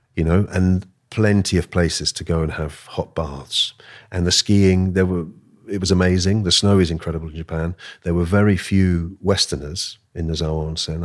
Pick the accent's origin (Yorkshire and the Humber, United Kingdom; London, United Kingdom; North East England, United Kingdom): London, United Kingdom; also born or lived in Austria; I was born here in London, and speaking German